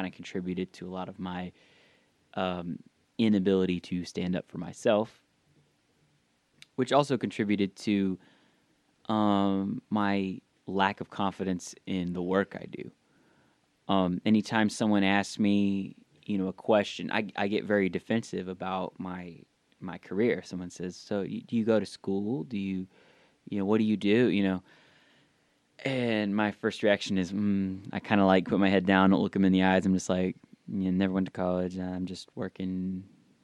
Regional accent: the South, United States; growing up in the South, especially a very religious household

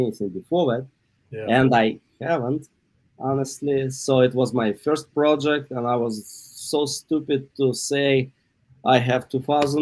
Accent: Yekaterinburg, Sverdlovsk Oblast, Russia; English is a second language; moved away as an adult; now in Los Angeles, United States; So I spent half of my life being in the city of Yekaterinburg.

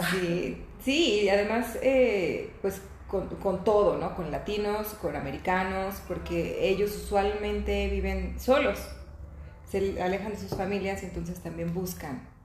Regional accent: Venezuela; moved away; No sé, tal vez nosotros llegamos en otra situación en donde no necesitamos que nos acogieran, ¿no?

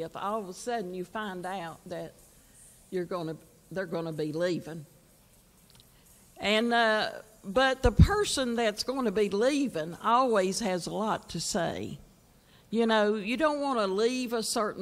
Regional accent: Virginia, United States; I was from Virginia

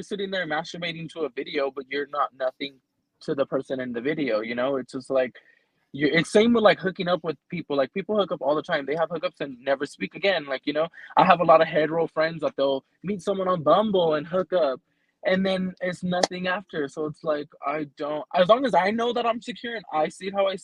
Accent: California, United States; I'm from California, like not the nice part

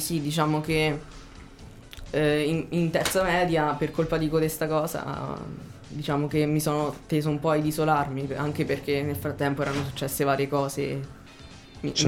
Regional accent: Ascoli Piceno, Marche, Italy; Sono di Ascoli Piceno

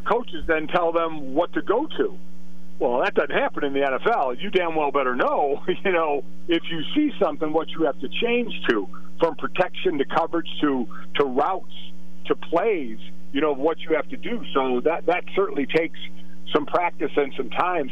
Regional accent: Cleveland, Ohio, United States; born or raised there

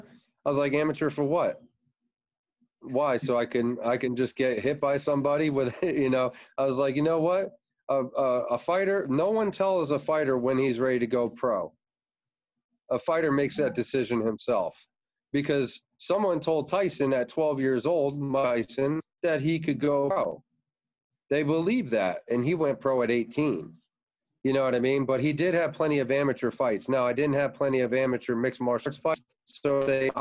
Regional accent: Red Bank, New Jersey, United States; now in Florida, United States; I'm originally from New Jersey, Red Bank. We came to Florida in 89

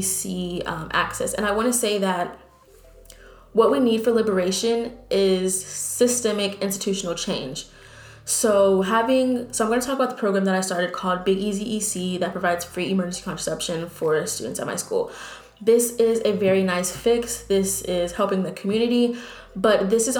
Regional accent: Texas, United States; moved away as an adult; now in New Orleans, United States; I'm from Texas

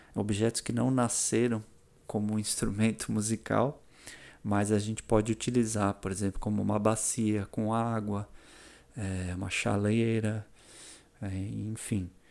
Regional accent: São Paulo, Brazil; moved away as an adult; also born or lived in Florianópolis, Brazil; now in Balneário Camboriú, Brazil; eu nasci em São Paulo capital, e mudei para Florianópolis com 18 anos

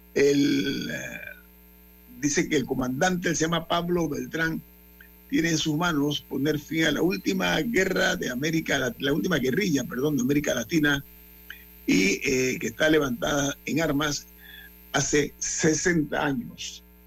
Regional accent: Panama; nosotros tenemos un compromiso moral como panameños

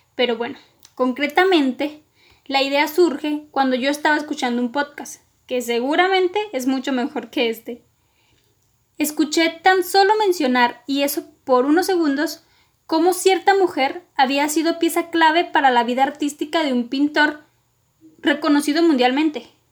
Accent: northern Mexico, Mexico; also born or lived in Coahuila; soy del meritito norte de México

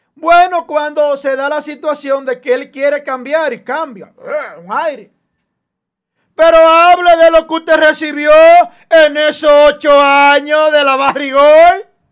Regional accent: Dominican Republic; como dominicano

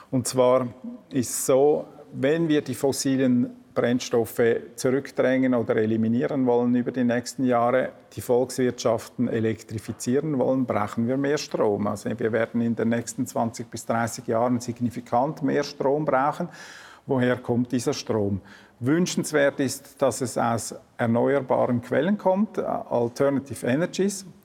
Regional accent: Switzerland; Also es steht mir natürlich als, als Schweizer nicht an, äh

